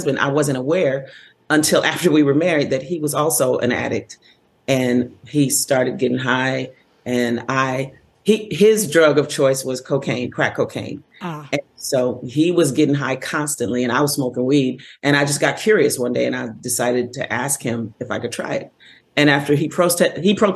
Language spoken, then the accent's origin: English; Los Angeles, California, United States; I grew up in Los Angeles